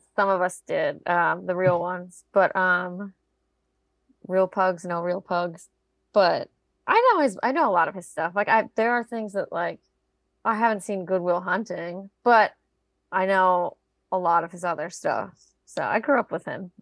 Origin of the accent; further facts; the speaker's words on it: South Florida, United States; I grew up in South Florida.